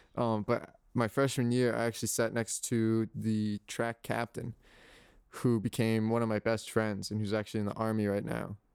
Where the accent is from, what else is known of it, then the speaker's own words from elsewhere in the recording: Guilford, Connecticut, United States; moved away as an adult; I come from Guildford, Connecticut